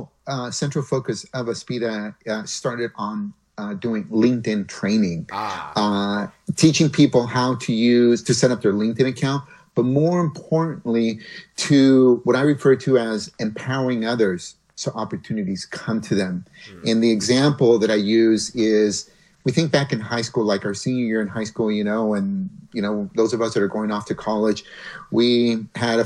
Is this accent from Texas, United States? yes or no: no; Mountain View, California, United States; also born or lived in Mexico; Google is headquartered in my hometown in Mountain View